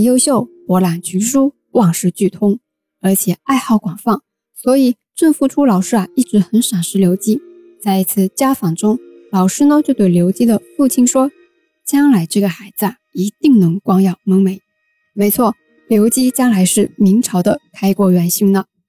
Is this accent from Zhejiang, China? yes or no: yes; Wenzhou, Zhejiang, China; 我们温州人呢都讲虚岁